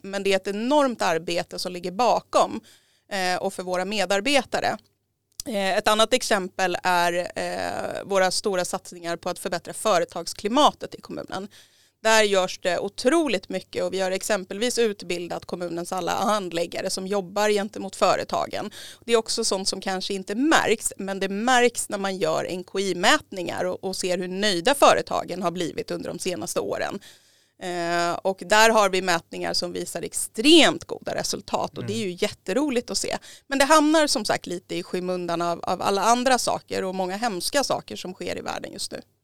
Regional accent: Järfälla, Stockholm County, Sweden; jag har bott i Järfälla i hela mitt liv. Jag är uppväxt i Kallhäll

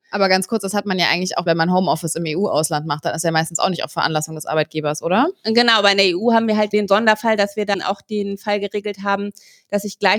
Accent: Bavaria, Germany; wenn ich als Bayer an einem katholischen Feiertag mich im no deutschen

